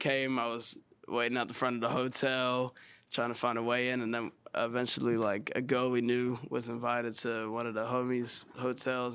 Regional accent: Sydney, New South Wales, Australia; moved away as an adult; also born or lived in South Australia; now in Los Angeles, United States; I was born in Sydney, and then when I was maybe like seven or eight, I moved out to like a small country town

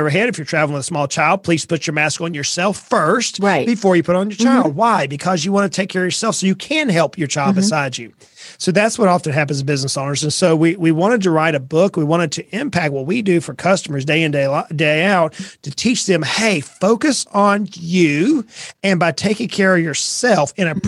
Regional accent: South Georgia, United States; moved away as an adult; also born or lived in Brunswick, Georgia; now in East Tennessee, United States; I was born and raised in South Georgia

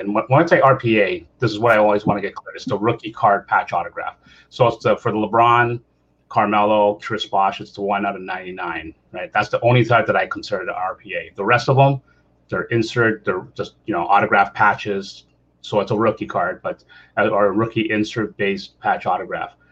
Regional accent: Canada; I'm Canadian

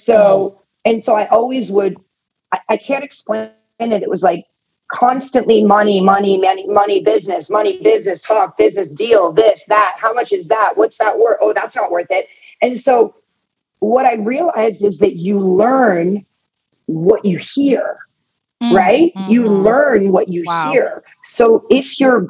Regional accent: Atherton, California, United States; also born or lived in Tehran, Iran / England; I grew up in Northern California in a town called Atherton, which is right outside of Palo Alto, Menlo Park.

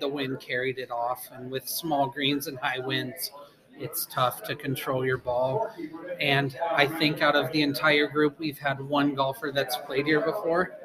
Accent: Pella, Iowa, United States; Boss Landon and Pella is my home course, and I've loved that course my whole life. And so I'm from Pella

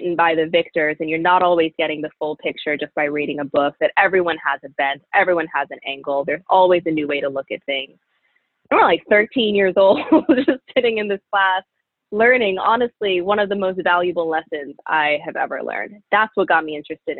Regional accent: Florida, United States; moved away; also born or lived in Pennsylvania; growing up in Florida, child of Jamaican immigrants who grew up in a really strong, close-knit Jamaican community.

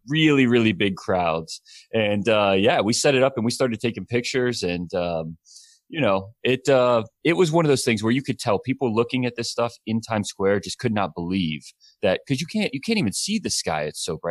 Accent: Alabama, United States; also born or lived in Tennessee; now in California, United States; I grew up in Alabama and then moved to Tennessee

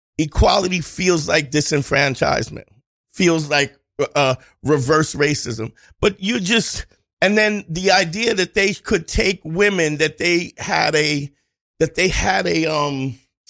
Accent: New York City, New York, United States; I grew up in Crown Heights in the 80s.

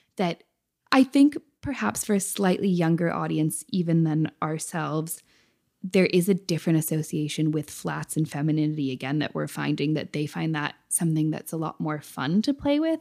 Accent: United States; moved away; also born or lived in United Kingdom; I'm still an American at heart

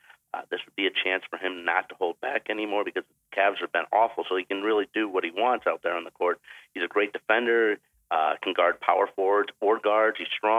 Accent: Phoenix, Arizona, United States; my hometown Suns

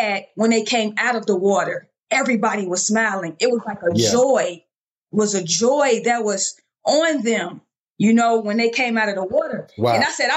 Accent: Chicago, Illinois, United States; moved away as an adult; also born or lived in Birmingham, Alabama; So born and raised in Chicago, Illinois, I went to Marshall High School

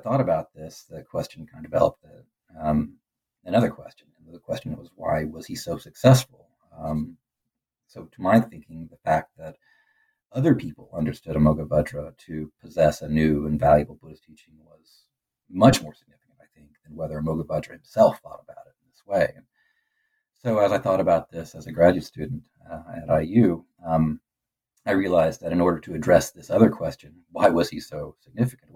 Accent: Middle America, Midwest, United States; growing up in Middle America

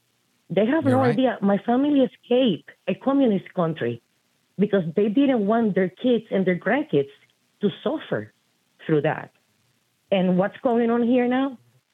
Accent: Puerto Rico; I was born and raised in Puerto Rico, but I'm half Cuban.

